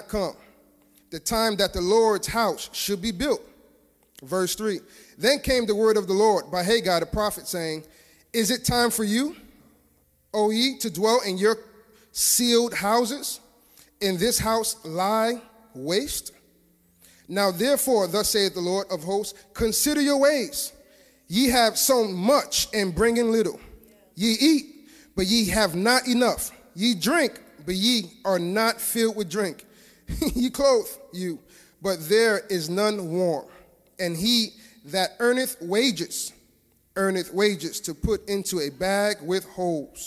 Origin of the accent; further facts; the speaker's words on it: New York City, New York, United States; growing up in Brooklyn